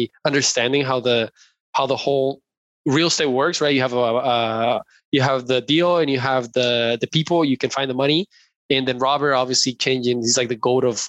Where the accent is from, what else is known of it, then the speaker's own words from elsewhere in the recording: Colombia; moved away; I come from Colombia. Like, that's where I was born and raised.